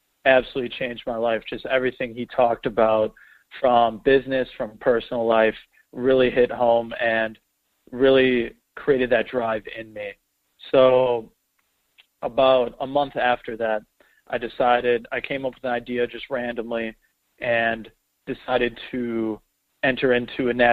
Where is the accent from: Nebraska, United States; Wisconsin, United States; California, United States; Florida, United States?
Wisconsin, United States; Hartford; I grew up in the Milwaukee area, a small town suburb, a little outside in Hartford, Wisconsin